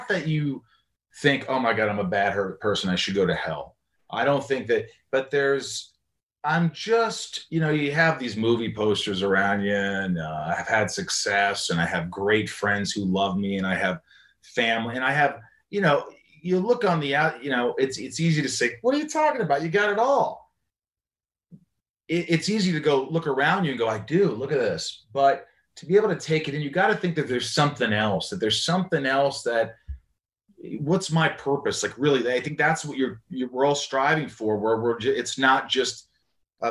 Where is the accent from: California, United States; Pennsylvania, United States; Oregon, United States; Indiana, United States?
Indiana, United States; moved away; my hometown of Indiana